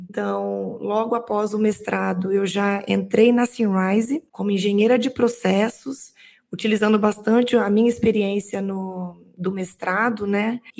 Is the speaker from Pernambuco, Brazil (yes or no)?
no; Minas Gerais, Brazil; Eu sou mineira, venho de uma cidade muito pequena, onde eu nasci e fui criada, uma cidade de 20 mil habitantes, onde tinha uma praça e uma igreja.